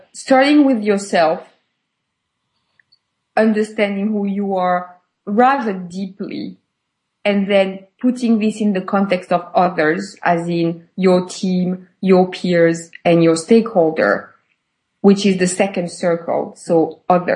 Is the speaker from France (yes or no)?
yes; France; moved away; also born or lived in United Kingdom / Switzerland / Spain / United States; I was born and raised in France, but I've never worked in France.